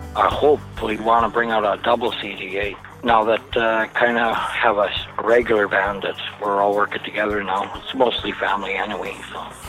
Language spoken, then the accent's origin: English; Lockport, Manitoba, Canada; I'm from Lockport, Manitoba. I'm a mixed blood or Métis, whatever you prefer. The Métis culture here, like where I grew up